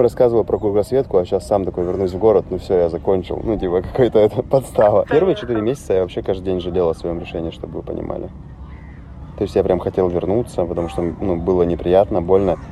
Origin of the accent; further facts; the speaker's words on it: Russia; я из России